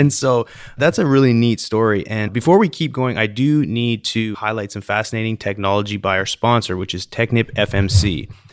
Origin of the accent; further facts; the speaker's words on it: British Columbia, Canada; I remember growing up in British Columbia in Canada, and, you know, growing up on the lakes, there's, the Okanagan Lake